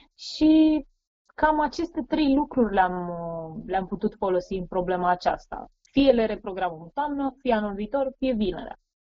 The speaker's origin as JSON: {"language": "Romanian", "region": "southern Gorj", "country": "Romania", "tie": "born or raised there", "moved": "as an adult", "lives_now": "Sacramento, United States", "said": "am crescut și am învățat la o școală generală din sudul Gorjului, satul meu se numește Miluta"}